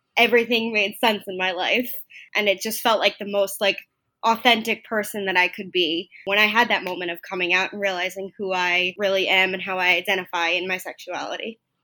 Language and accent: English; Long Island, New York, United States; I grew up on Long Island, not too far from the Stony Brook area